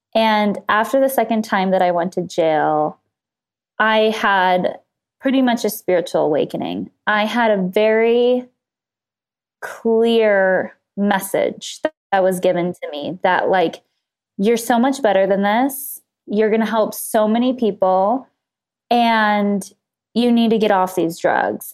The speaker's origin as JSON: {"language": "English", "town": "Los Angeles", "region": "California", "country": "United States", "tie": "born or raised there", "said": "I grew up in Los Angeles, just right outside of L A in the suburbs"}